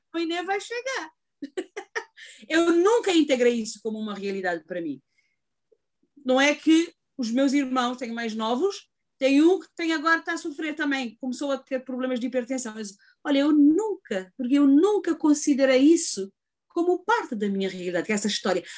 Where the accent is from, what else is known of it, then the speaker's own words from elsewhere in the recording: Cape Verde; moved away as an adult; now in United States; sou imigrante, venho de Cabo Verde, fiz uma carreira em Cabo Verde